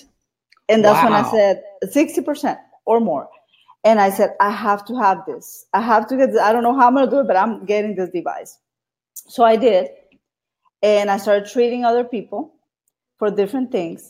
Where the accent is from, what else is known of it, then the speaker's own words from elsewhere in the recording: Brownsville, Texas, United States; moved away as an adult; now in Austin, United States; I'm from Austin, Texas. Was born in Brownsville, Texas, the Valley. And I've been here in Austin 24 years.